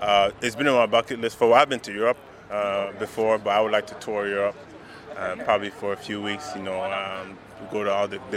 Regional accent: Montreal, Quebec, Canada; I'm from Montreal

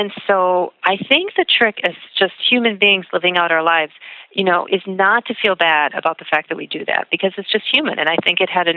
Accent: Boston, Massachusetts, United States; moved away as an adult; now in Minneapolis, United States; I'm originally from Boston, and I moved to Minneapolis about 15 years ago

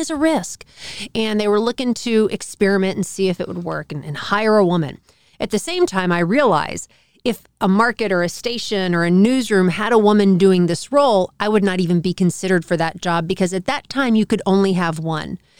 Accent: Dallas, Texas, United States; I grew up in Dallas

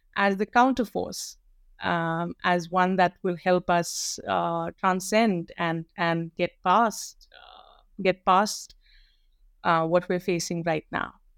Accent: North India, India; And I'm a North Indian through and through, born and raised in North India.

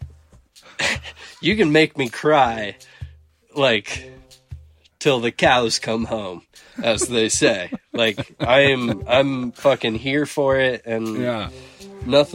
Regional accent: Silverthorne, Colorado, United States; I grew up in Silverthorne, Colorado. Grew up right in a ski town

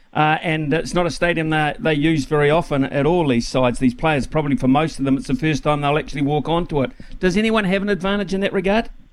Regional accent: Wellington, New Zealand; when I was a kid growing up in Wellington

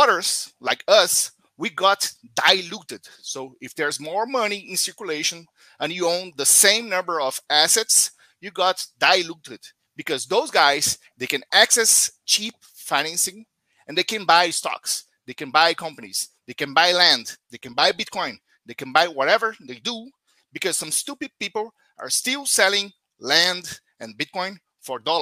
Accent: Brazil; from Brazil

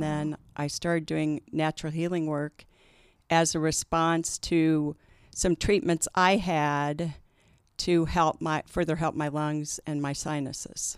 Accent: Kansas City, United States; also born or lived in Denver; I was born and raised in Kansas City

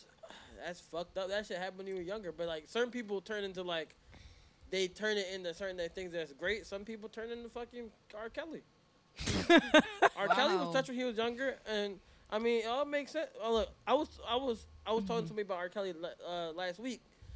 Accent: Jamaica; It's okay. We're Jamaican.

